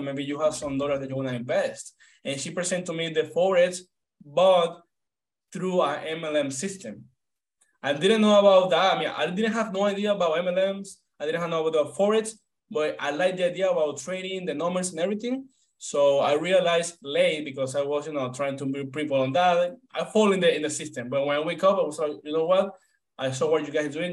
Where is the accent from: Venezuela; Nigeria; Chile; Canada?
Venezuela; moved away as an adult; now in United States; I'm from Venezuela. Right now, I'm 28 years old. When when I came to the US, I was 23.